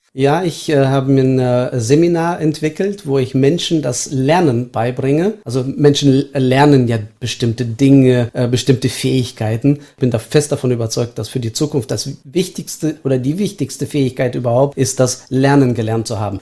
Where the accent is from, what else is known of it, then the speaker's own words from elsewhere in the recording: Estonia; now in Germany; ich bin in der ehemaligen Sowjetunion aufgewachsen als Deutscher